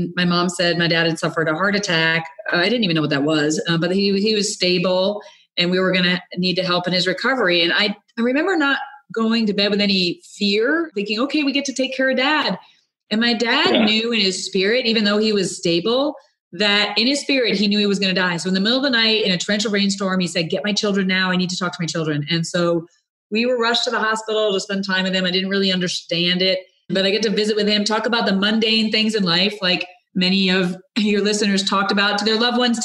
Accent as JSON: {"language": "English", "region": "Rhode Island", "country": "United States", "tie": "born or raised there", "said": "I grew up in Rhode Island, a youngest of five kids"}